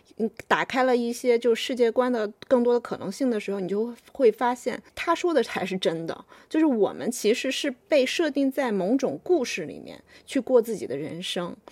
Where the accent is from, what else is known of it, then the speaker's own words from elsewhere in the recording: China; 我们中国人